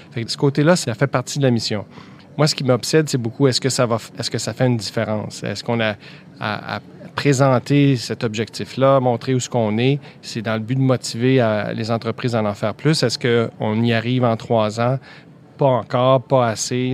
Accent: Quebec, Canada; chez nous au ah, Québec

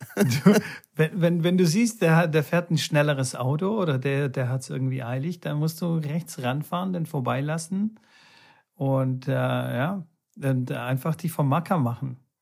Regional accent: Bulgaria; moved away; meine alte Heimat

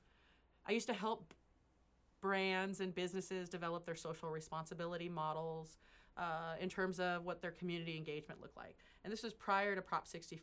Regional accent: Central Valley, California, United States; first language English; I grew up in the Central Valley

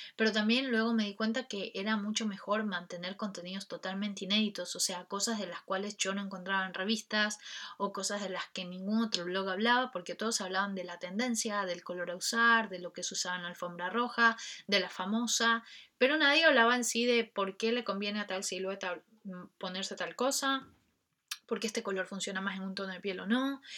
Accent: Ecuador; en mi país, Ecuador

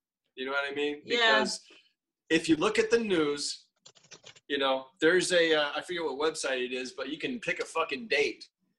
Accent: Destin, Florida, United States; moved away; Where I grew up in Florida, Destin, Florida, up in the Panhandle, the, you know, lower Alabama, the redneck Riviera, is a whole different creature.

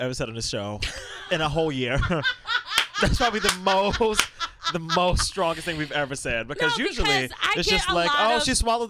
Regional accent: New York, United States; I'm from Brooklyn.

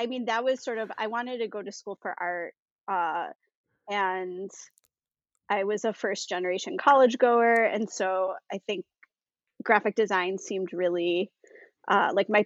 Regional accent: Buffalo, New York, United States; I grew up in Buffalo, New York

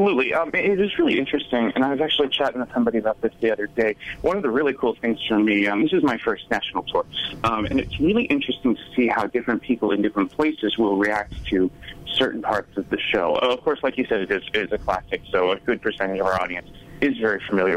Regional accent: Nashua, New Hampshire, United States; moved away; I'm originally from Nashua, New Hampshire, so not too far away

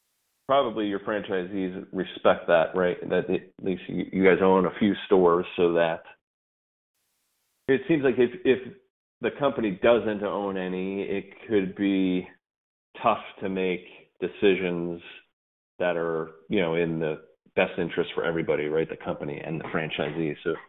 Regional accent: Northeast, United States; I grew up in the Northeast

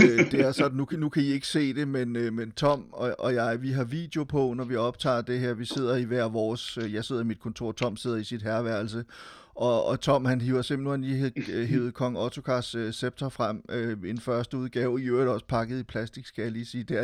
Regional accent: Silkeborg, Central Denmark Region, Denmark; also born or lived in Frederiksberg; jeg har jo tilbragt en del af min barndom i Silkeborg, men faktisk også en del af min min barndom på, på Frederiksberg. Jeg boede lige på øh, bag ved radiohuset.

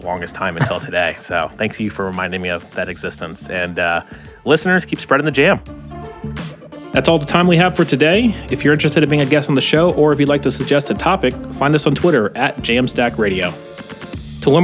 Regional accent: Florida, United States; I'm from Florida

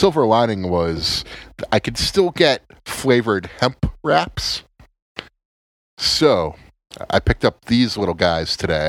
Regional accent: United States; We're American. We're all American boys.

